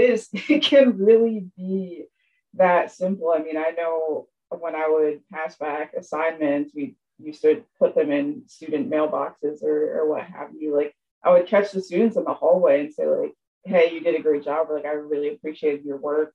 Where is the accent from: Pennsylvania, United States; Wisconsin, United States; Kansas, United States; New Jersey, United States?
Pennsylvania, United States; Appalachia, a small town in; moved away; I am from Appalachia, a small town in Pennsylvania. My hometown had around 5,000 people.